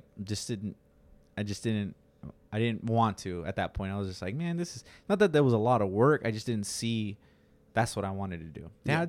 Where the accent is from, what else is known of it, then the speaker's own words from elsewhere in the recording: Santa Maria, California, United States; also born or lived in Salinas / Yuma; I was born in Salinas, and I was raised in Santa Maria. And in Yuma.